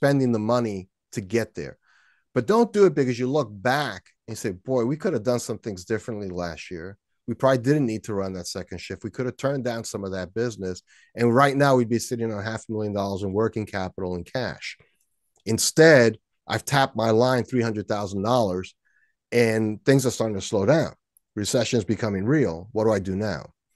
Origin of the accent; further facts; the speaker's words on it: New York City, New York, United States; there was a hill near my house when I grew up in Washington Heights in New York City